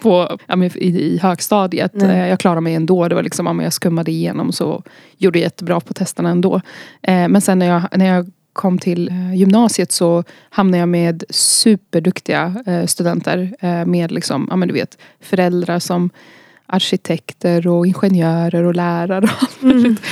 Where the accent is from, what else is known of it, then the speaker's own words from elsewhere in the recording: Gyttorp, Örebro County, Sweden; also born or lived in Baghdad, Iraq; vi är född i Bagdad, i Irak. Vi lämnade Irak när jag var ungefär fyra år gammal. och så flyttade vi till en liten, liten ort som heter Gyttorp